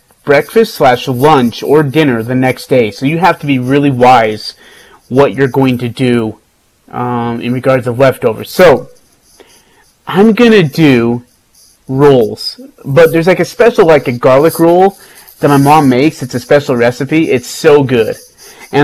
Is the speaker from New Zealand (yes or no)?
no; India; moved away; I'm from India